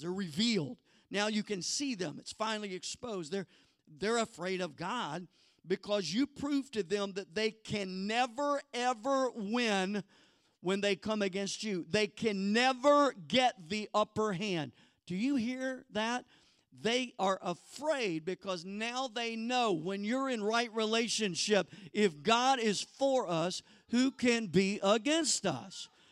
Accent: the Bible Belt in the South, United States; I was born in the Bible Belt in the South.

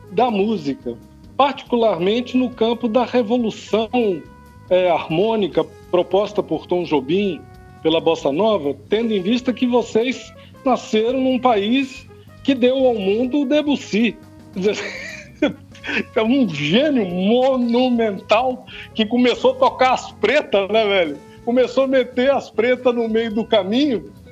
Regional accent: Brazil; Nós mesmos que somos brasileiros sabemos que são vários Brasis, né?

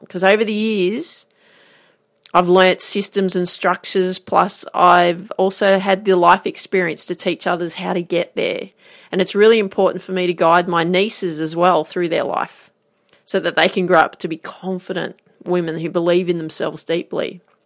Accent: Grafton, New South Wales, Australia; I grew up in Grafton

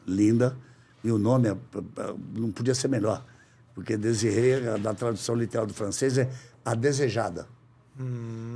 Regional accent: Rio de Janeiro, Brazil; moved away; also born or lived in São Paulo; Voltei para minha terra, para o Rio de Janeiro

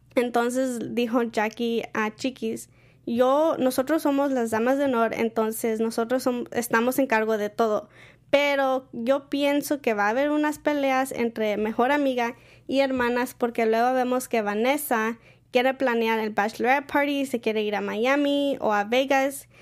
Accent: Mexico; now in United States; nosotros como mexicanos no hacemos bridal shower ni bachelorette party

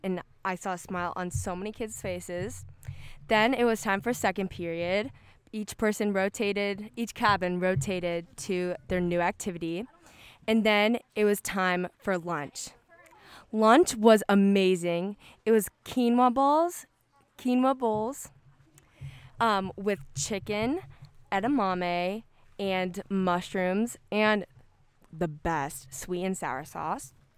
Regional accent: Texas, United States; I am from Texas

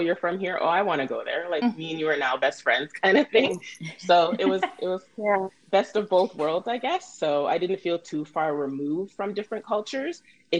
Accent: Ottawa, Ontario, Canada; And I grew up in Ottawa. So in Ottawa, everybody always thinks, oh, like, there's nobody there. Like, there's no culture.

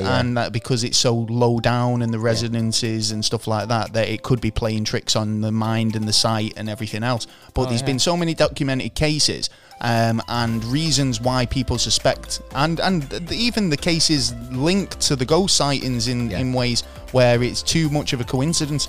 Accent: Manchester, North West England, United Kingdom; I'm from Manchester, England, UK

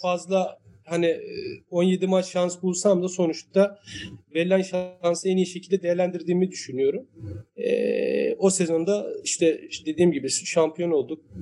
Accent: Istanbul, Turkey; bur doğma büyüme buralıyım. Yani e, küçük yaşlarda e, ailemiz buraya yerleşmişler. Ee, e, bütün gençliğim, çocukluğum, gençliğim burada geçti.

